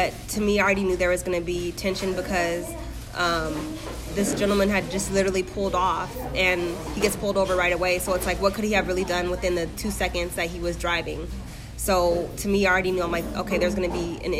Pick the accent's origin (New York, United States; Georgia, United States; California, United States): California, United States; Lynwood; moved away; also born or lived in Ventura County, California; my cousins that I grew up in Linwood